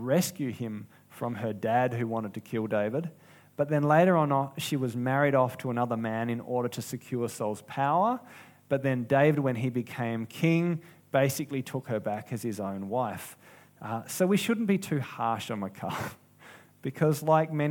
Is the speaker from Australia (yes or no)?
yes; South Australia, Australia; I'm from South Australia